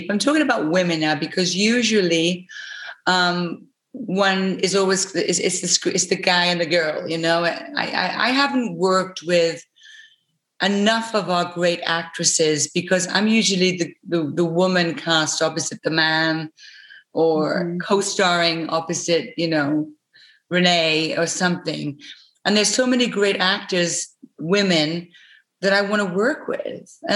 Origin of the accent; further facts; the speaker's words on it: United Kingdom; we were able to in our territories, him being Australian, me being British, we were able to j- jump out of the kind of box